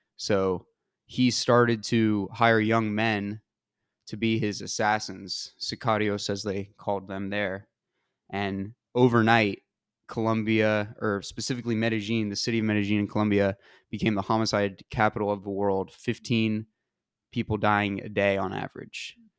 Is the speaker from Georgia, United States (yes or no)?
yes; Georgia, United States; moved away; I'm from Georgia.